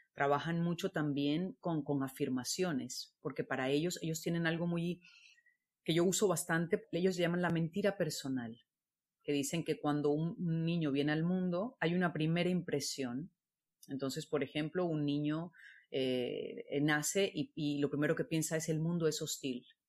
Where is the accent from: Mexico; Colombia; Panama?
Colombia; moved away as an adult; also born or lived in Barcelona; yo soy colombiana